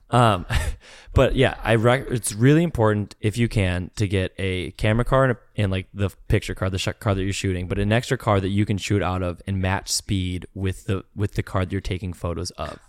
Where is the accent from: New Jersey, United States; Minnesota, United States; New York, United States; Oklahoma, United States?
Minnesota, United States; I'm from Minnesota